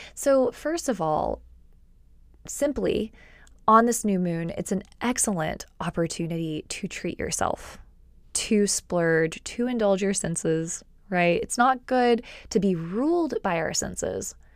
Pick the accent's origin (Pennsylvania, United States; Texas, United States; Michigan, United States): Texas, United States; also born or lived in Austin, Texas; I've lived in Texas since I was about eight